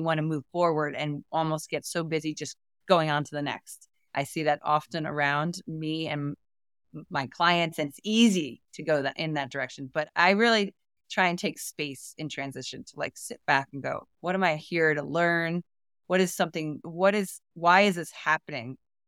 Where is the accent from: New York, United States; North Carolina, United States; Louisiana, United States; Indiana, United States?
New York, United States; also born or lived in Florida; I've been in Florida all my life back and forth, but not living. I'm a mountain girl. I came from New York.